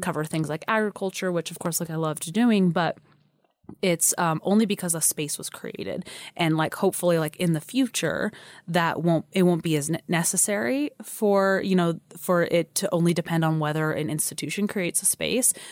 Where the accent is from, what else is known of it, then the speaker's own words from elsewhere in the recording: California, United States; moved away as an adult; also born or lived in Chicago; now in Idaho, United States; I'm not from Idaho. You know, I came here two years ago, um, from a job in Chicago, grew up in California